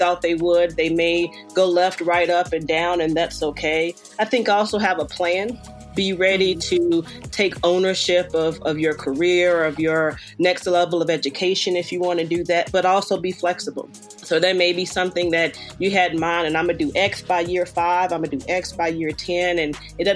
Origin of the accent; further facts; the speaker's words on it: Greensboro, North Carolina, United States; moved away as an adult; also born or lived in Atlanta / Chicago / Charlotte / Austin, Texas; now in West Coast, United States; I grew up in Greensboro, North Carolina, and spent all of my childhood there